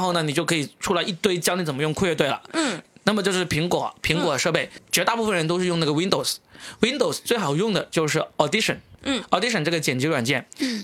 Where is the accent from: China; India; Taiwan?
China; 我们中国人